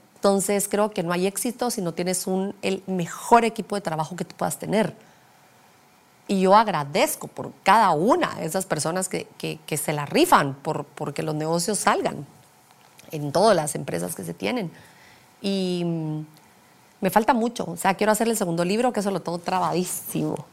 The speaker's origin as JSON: {"language": "Spanish", "country": "Guatemala", "said": "soy guatemalteca"}